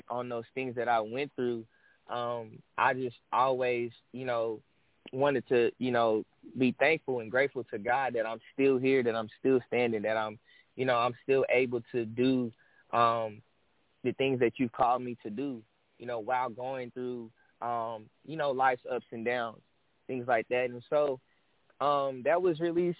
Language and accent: English; Dallas, Texas, United States; I'm from Dallas, Texas